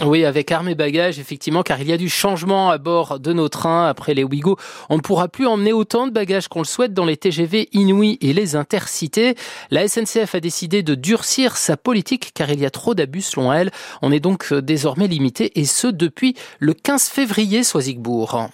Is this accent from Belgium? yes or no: no; Bourgogne-Franche-Comté, France; chez nous, en Franche-Comté